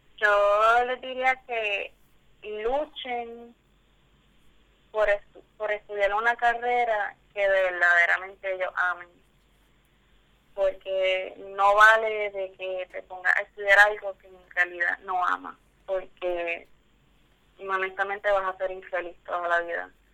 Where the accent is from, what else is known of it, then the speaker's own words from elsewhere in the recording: Guayanilla, Puerto Rico; moved away as an adult; now in Texas, United States; de mi pueblo de Guayanilla